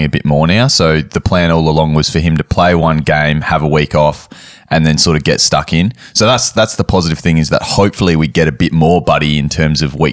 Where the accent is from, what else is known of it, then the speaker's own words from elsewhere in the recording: Perth, Western Australia, Australia; I am from Perth, the mighty, beautiful Western Australia.